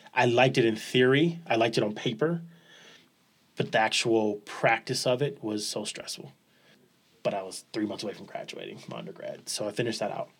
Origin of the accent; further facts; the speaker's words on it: Los Angeles, California, United States; moved away; also born or lived in San Jose, California; Born and raised, uh, South Central Los Angeles